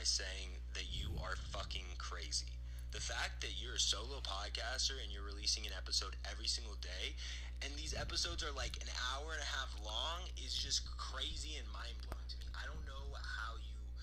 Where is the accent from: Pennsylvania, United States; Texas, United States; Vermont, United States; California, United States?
California, United States; a person who was born and raised in California